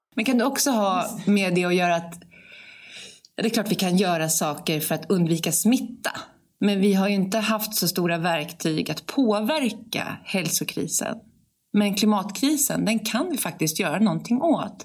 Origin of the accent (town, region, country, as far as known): Sweden